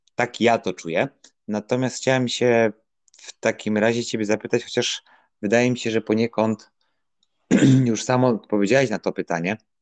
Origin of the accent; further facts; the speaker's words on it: Łódź Voivodeship, Poland; w województwie łódzkim, skąd pochodzę